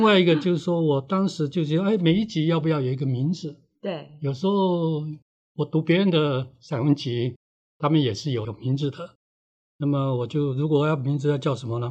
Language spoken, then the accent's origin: Chinese; Hualien County, Taiwan; 我小时候住在电厂的宿舍里面，嗯。在山里面这样